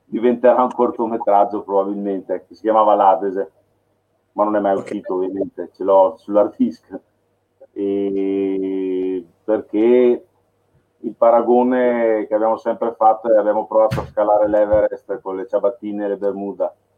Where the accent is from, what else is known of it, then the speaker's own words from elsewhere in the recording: Milan, Lombardy, Italy; moved away; io sono nato a Milano, ho vissuto a Milano un periodo